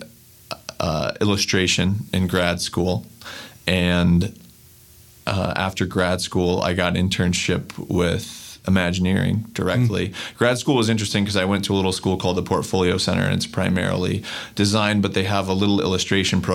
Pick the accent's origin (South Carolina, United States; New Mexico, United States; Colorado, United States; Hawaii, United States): New Mexico, United States; I grew up in New Mexico